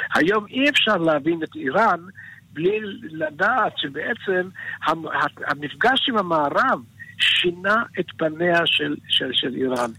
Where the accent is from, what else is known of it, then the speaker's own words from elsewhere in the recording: Israel; also born or lived in Iran; אני עליתי לארץ, הייתי בן חמש